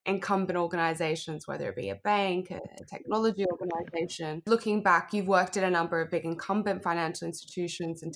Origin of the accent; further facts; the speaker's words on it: Australia; growing up in Australia